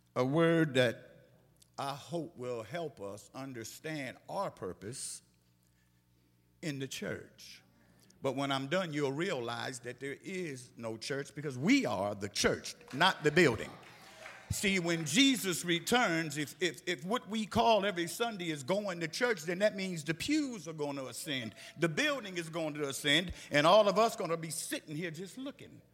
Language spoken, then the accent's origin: English; Philadelphia, Pennsylvania, United States; moved away; my hometown of Philadelphia, Pennsylvania